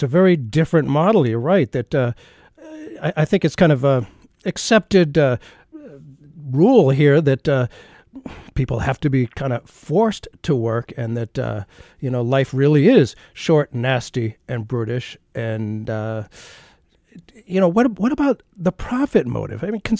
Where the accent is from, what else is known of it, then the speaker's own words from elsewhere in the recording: Massachusetts, United States; growing up in Massachusetts